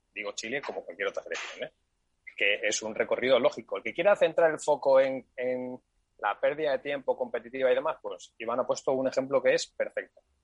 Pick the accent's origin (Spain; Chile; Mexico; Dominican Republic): Spain; somos españoles